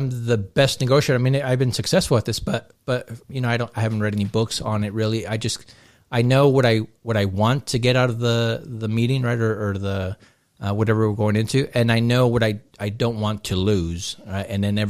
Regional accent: Long Beach, California, United States; moved away as an adult; now in Southern Utah, United States; No, so I'm originally from Southern California, from Long Beach area. Okay. Grew up there, right? I was about almost 30 by the time we moved to Southern Utah.

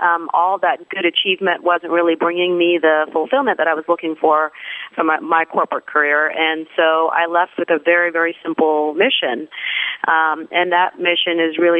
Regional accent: Pakistan; moved away; I'm originally from Pakistan, but I would say that I'm really a citizen of the world. I've lived or worked in seven countries around the world across three different continents.

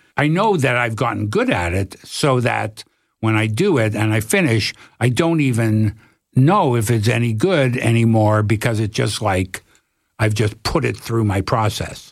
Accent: Toronto, Ontario, Canada; I'm from Toronto.

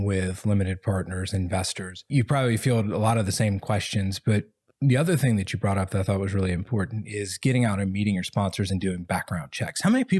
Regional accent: the South, United States; especially like I'm from the South, right? Like you don't want to offend anybody.

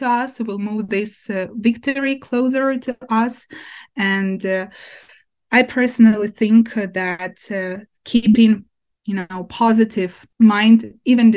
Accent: Ukraine; My hometown is occupied by Russians since April

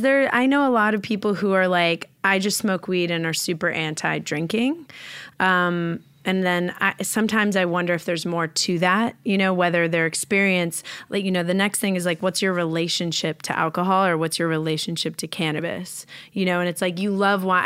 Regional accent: New York, United States; now in Los Angeles, United States; I'm from New York

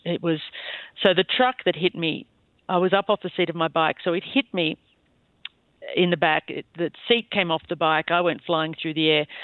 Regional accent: Bowral, New South Wales, Australia; moved away as an adult; now in Wyoming, United States; I'm from a small town called Bowral, which is in between Sydney and Canberra

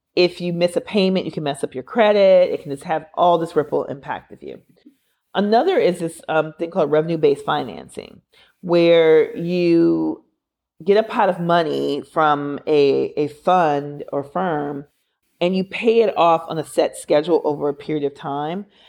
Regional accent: Minneapolis, Minnesota, United States; George Floyd was murdered six blocks away from where I went to elementary school. I'm from Minneapolis.

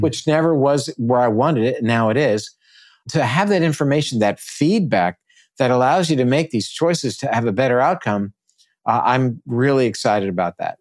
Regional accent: Naples, Florida, United States; here in my hometown, which is Naples.

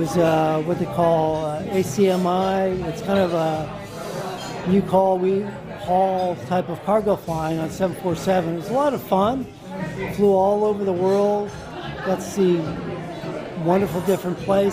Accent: Long Island, New York, United States; growing up on Long Island, close to LaGuardia Airport

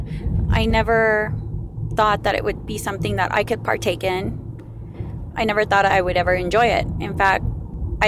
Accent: Phoenix, Arizona, United States; I am from Phoenix, Arizona.

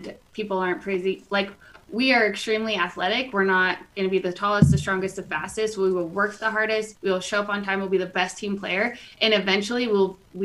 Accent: Reno, Nevada, United States; I loved playing for my hometown. I actually chose to play for Nevada over other schools is because my sisters were a lot younger than me and I wanted to stay home

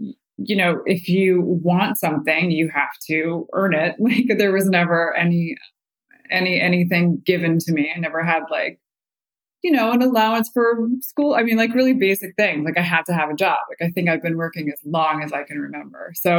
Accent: northeastern Pennsylvania, United States; I did not grow up in the city, sadly, but I would have loved to. I grew up in Pennsylvania, like northeastern PA, definitely the sticks.

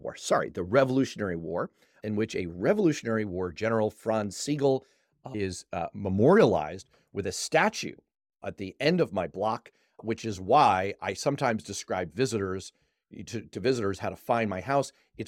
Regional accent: New York City, New York, United States; I was growing up in New York City in the early 80s. I grew up there during the heart of the crack epidemic. Mm. I attended New York City public schools.

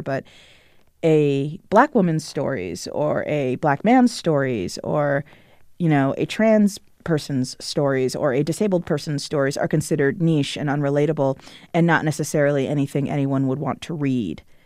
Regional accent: Potomac, Maryland, United States; I grew up in Potomac, Maryland, which is a suburb of Washington, D C

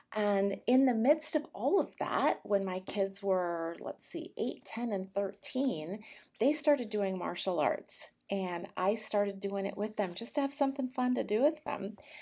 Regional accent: California, United States; now in Austin, United States; I was born in California, um, to a very wonderful, loving family

